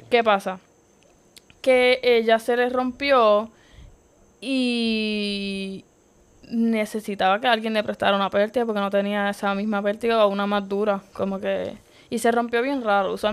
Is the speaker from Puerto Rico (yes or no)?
yes; Puerto Rico; Viajé, o sea, de Puerto Rico viajamos yo y, bueno, Diamara y yo, otra compañera, este, teammate de Puerto Rico.